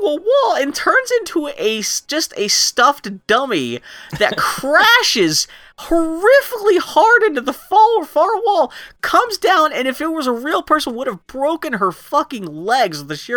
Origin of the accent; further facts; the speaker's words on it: Pittsburgh, Pennsylvania, United States; accent: Pittsburgh; I'm from Pittsburgh and I've picked up some terrible Pittsburgh speech patterns